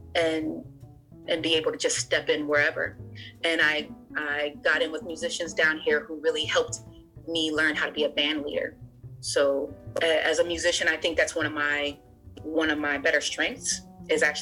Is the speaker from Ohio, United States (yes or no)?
yes; Ohio, United States; moved away as an adult; also born or lived in Hallowell, Maine; now in Portland, United States; I grew up in Ohio, even though I was born in Ohio